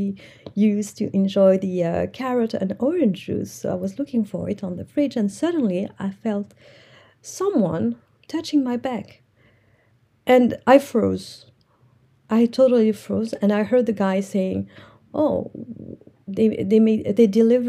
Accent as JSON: {"language": "English", "country": "Morocco", "second_language": "English", "said": "I'm from Morocco"}